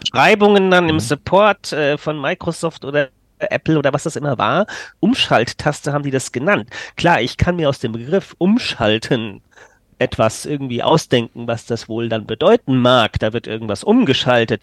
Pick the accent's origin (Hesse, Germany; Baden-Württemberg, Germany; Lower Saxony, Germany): Hesse, Germany; Frankfurt region; first language German; ich komme hier aus Frankfurt oder besser aus der Region Frankfurt komme ich, aber ich wohne in Frankfurt Stadt.